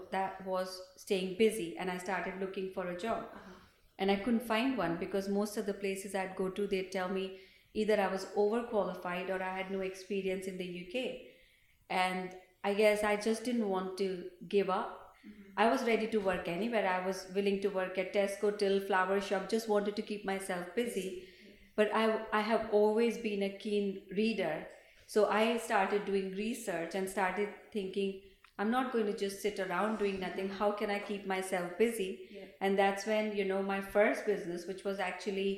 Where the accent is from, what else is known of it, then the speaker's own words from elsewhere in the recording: Delhi, India; moved away as an adult; now in Scotland, United Kingdom; I was born and brought up in Delhi and came through to Scotland in 2002.